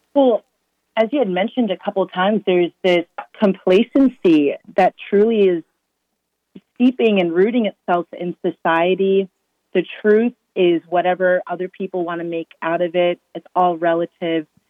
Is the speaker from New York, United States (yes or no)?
no; Massachusetts, United States; born and raised in Massachusetts